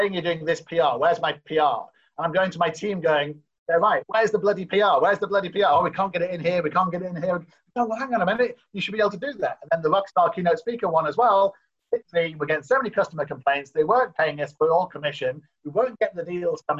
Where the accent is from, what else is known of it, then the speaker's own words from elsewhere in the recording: Newcastle, North East England, United Kingdom; moved away as an adult; I'm from Newcastle in the UK